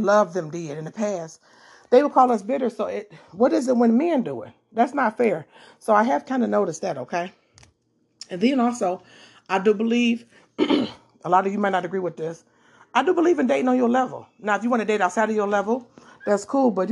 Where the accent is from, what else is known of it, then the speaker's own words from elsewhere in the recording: Detroit, Michigan, United States; I am from Detroit